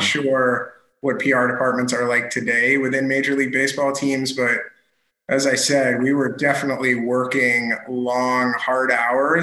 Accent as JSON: {"language": "English", "town": "Boston", "region": "Massachusetts", "country": "United States", "tie": "born or raised there", "said": "I grew up in Boston"}